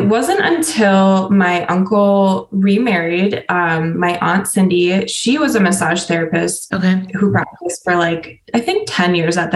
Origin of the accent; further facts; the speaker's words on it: Sturgeon Bay, Wisconsin, United States; I grew up in Door County in a tourist town called Sturgeon Bay, and I was raised by hippies.